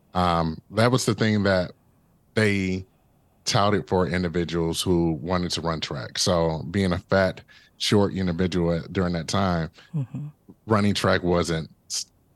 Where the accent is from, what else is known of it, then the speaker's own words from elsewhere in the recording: Detroit, Michigan, United States; a young Black kid growing up in Detroit, Michigan